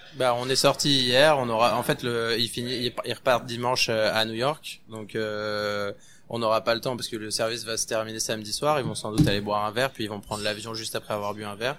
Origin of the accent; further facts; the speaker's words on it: France; moved away as an adult; now in Montreal, Canada; on est français, on en a déjà une belle de gastronomie